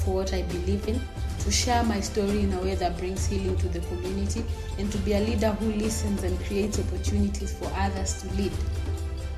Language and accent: English; Nairobi, Kenya; I'm from Kenya. I grew up in Kibera, which is known as East Africa's largest slum.